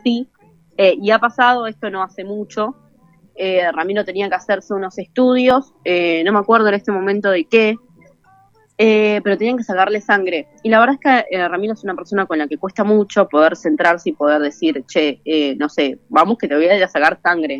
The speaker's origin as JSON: {"language": "Spanish", "town": "Morón", "region": "Buenos Aires Province", "country": "Argentina", "said": "yo soy de Morón, el gallito de Morón, el grande."}